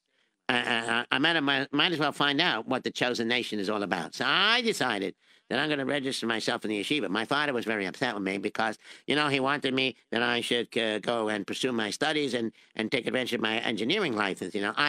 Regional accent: Israel; born there; I'm Jewish and I was born in Israel.

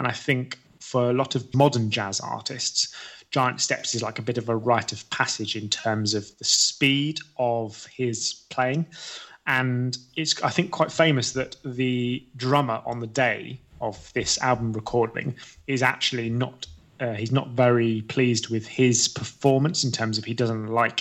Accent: England, United Kingdom; we're both English

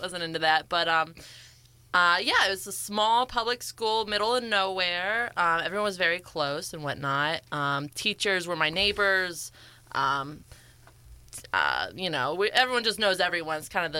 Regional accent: Louisville, Ohio, United States; So I'm from Louisville, Ohio. Very small town in Ohio.

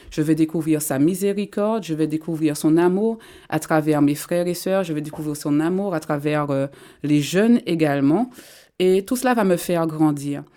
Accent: Martinique; je viens de la Martinique. J'ai grandi là-bas

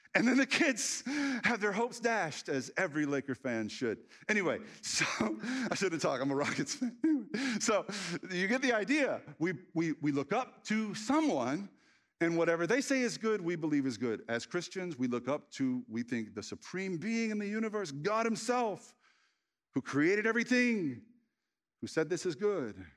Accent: the Bible Belt, United States; As a child, I grew up in the Bible Belt

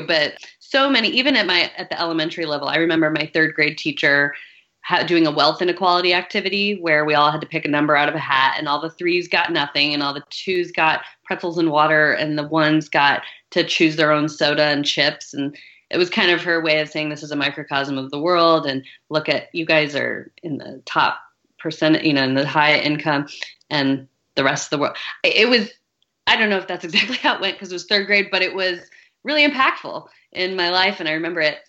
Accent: St. Louis, Missouri, United States; I grew up in St. Louis, Missouri

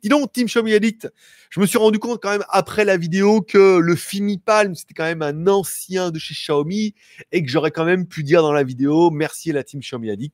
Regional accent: France; je suis français, moi. Moi, français, depuis bi, depuis biberon

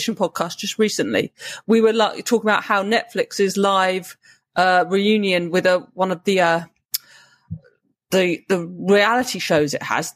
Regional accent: United Kingdom; as a Brit

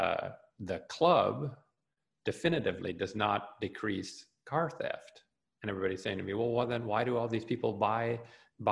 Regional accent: Canada; I'm a Canadian

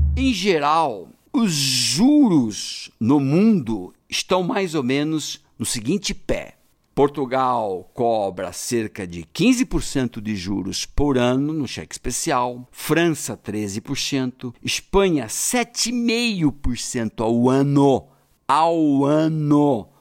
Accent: Brazil; Nós, brasileiros

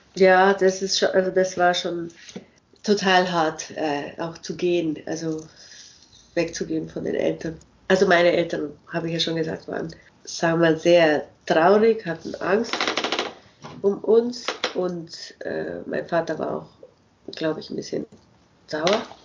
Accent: Germany; moved away; als Deutsche mit unserer komischen Art, Englisch zu sprechen

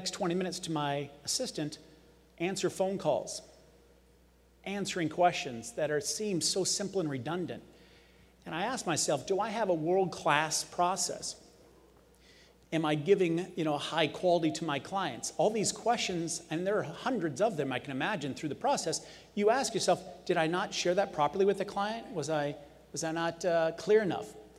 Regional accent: Las Vegas, Nevada, United States; I was born and raised in Las Vegas

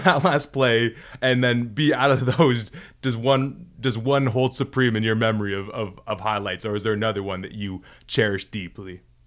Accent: Toronto, Ontario, Canada; we're from Toronto, so we see it here

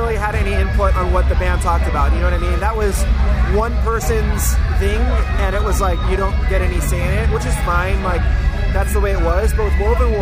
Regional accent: Hawaii, United States; moved away as an adult; also born or lived in San Diego, California; now in Oceanside, United States; I was born in Hawaii. Ah, so okay. I'm a native Hawaiian

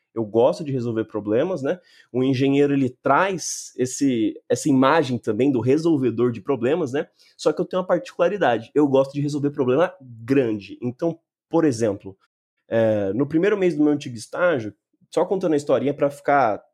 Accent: Mogi das Cruzes, São Paulo, Brazil; eu nasci e moro em Mogi das Cruzes, na região metropolitana de São Paulo.

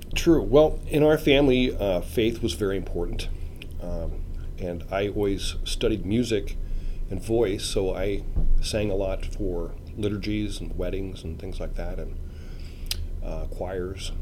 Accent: Omaha, Nebraska, United States; I was born in Omaha, uh, 1954

